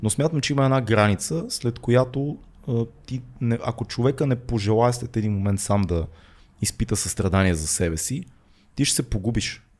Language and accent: Bulgarian; Bulgaria; ние тук българите